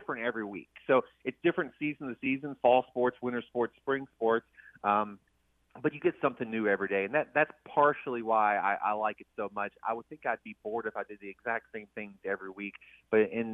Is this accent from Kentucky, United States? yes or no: yes; Flemingsburg, Kentucky, United States; Northeast Kentucky, Slemingsburg, about an hour from Lexington.